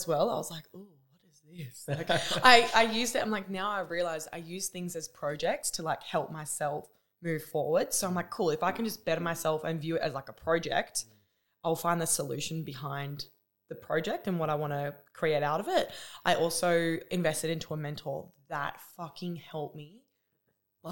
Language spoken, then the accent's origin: English; Newcastle, New South Wales, Australia; I'm from New South Wales in Newcastle